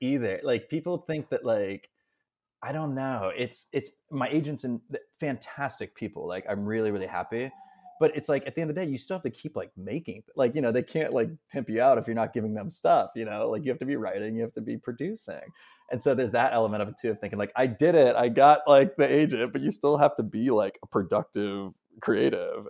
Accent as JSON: {"language": "English", "town": "Pittsburgh", "region": "Pennsylvania", "country": "United States", "moved": "as an adult", "lives_now": "New York, United States", "said": "I'm from Pittsburgh. I moved to New York after, after college in two thousand twelve"}